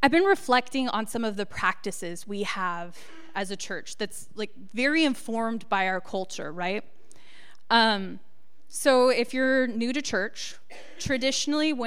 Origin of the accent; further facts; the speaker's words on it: Encinitas, California, United States; I grew up in Encinitas, which is a little surf town